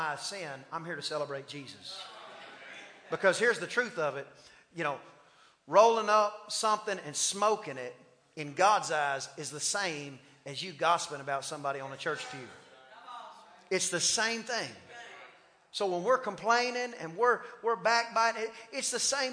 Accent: East Texas, United States; accent: East Texas; a guy from East Texas

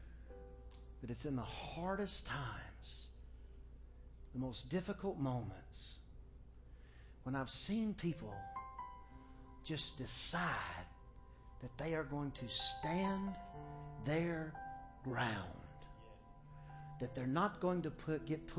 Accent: Texas, United States; we're from Texas

